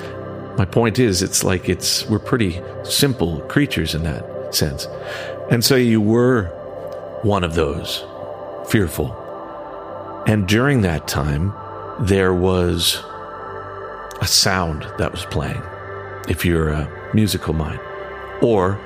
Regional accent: Western Canada, Canada; in the 70s and 80s, when I grew up in Western Canada

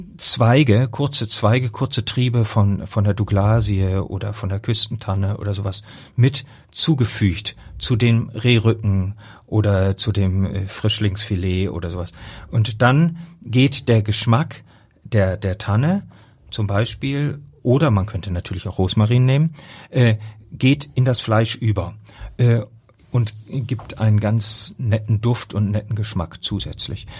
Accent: Rotenburg district, Lower Saxony, Germany; Ich komme nun aus der Region Rotenburg-Wümme

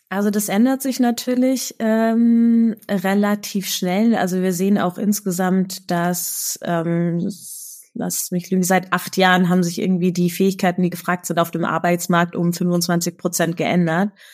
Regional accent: Munich, Bavaria, Germany; in München, meiner Heimatstadt

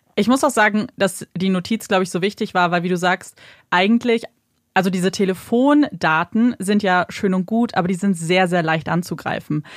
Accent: Germany; bei uns in Deutschland

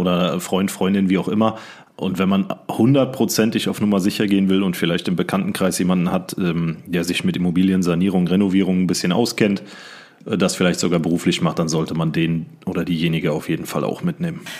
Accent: Siegen, North Rhine-Westphalia, Germany; in meiner Heimatstadt in Siegen gearbeitet habe

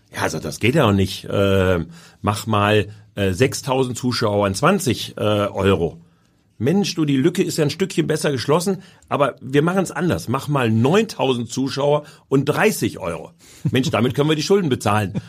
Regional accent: Essen, North Rhine-Westphalia, Germany; moved away as an adult; also born or lived in Hamburg; now in Berlin, Germany; Das ist meine Heimat. Da habe ich nun mein Leben lang gelebt

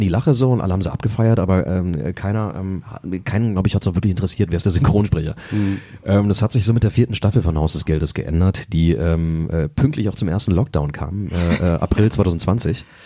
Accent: Braunschweig, Lower Saxony, Germany; also born or lived in Los Angeles; ich bin hier geboren vor, ähm, vor 36 Jahren und ähm, erste paar Jahre habe ich in Querum äh, gelebt, äh, dann aber relativ früh, glaube ich, da war ich äh, fünf oder sechs, äh, da sind wir nach Volkmarode gezogen

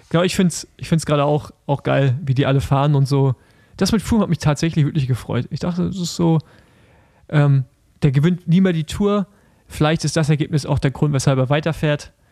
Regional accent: Germany; Ich bin, ich bin Deutscher

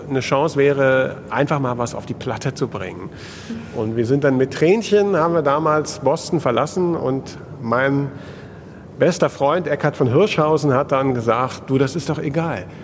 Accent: Bremen, Germany; gegen Werder Bremen, meine Heimatstadt.

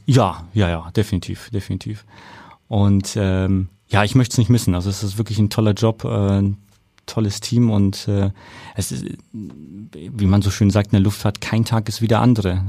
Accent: Nuremberg, Bavaria, Germany; accent: rolling R; moved away; damals in Nürnberg, ich komme aus Nürnberg.

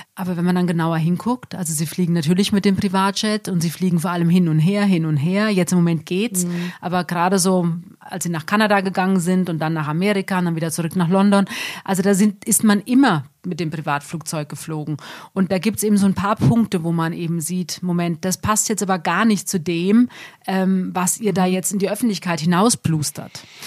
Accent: Germany; auch bei uns in Deutschland

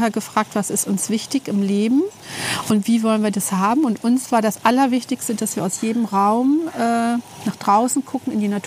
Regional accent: Delmenhorst, Lower Saxony, Germany; born there; now in Braunschweig, Germany; ähm, lebe in Braunschweig jetzt, glaube ich, seit 30, seit fast 40 Jahren, gebürtig aus Delmenhorst.

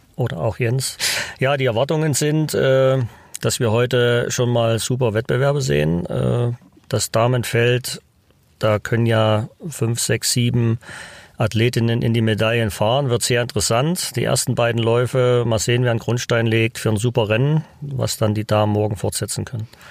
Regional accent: Zwickau, Saxony, Germany; moved away as an adult; also born or lived in Oberwiesenthal / Leipzig / Winterberg; now in Altenberg, Germany; Ich bin in Zwickau aufgewachsen

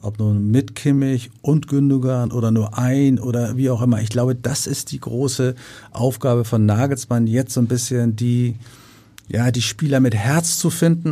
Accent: Hamburg, Germany; ich bin ja Hamburger

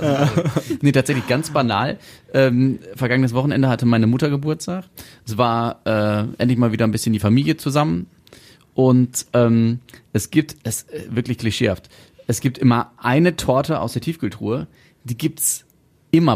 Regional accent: Germany; bei uns in Deutschland

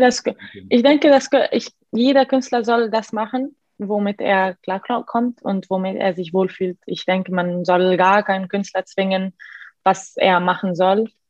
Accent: Egypt; German is a second language; moved away; also born or lived in Milan; Ich bin normal in Ägypten aufgewachsen, in einer sehr normalen, sehr ägyptischen Familie

